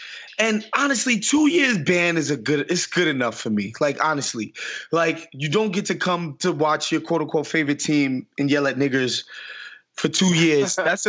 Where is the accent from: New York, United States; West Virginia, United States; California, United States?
New York, United States; New York City; Like, I'm from New York City.